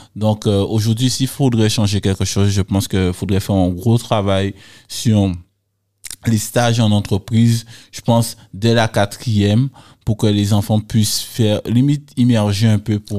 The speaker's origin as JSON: {"language": "French", "town": "Les Abymes", "country": "Guadeloupe", "said": "je viens des Abîmes, euh, issu d'une famille modeste"}